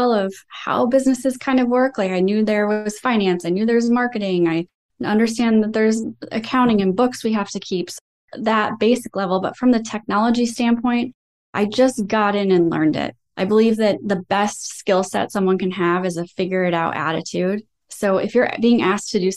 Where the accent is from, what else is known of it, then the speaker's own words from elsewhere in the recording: Iowa, United States; I was also raised in the Midwest, and we're just known for having really great work ethics. I'm from Iowa